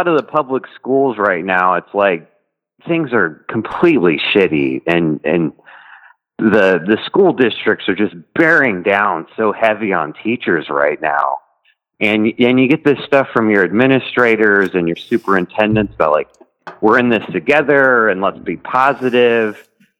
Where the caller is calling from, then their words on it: Texas, United States; I'm calling from Texas.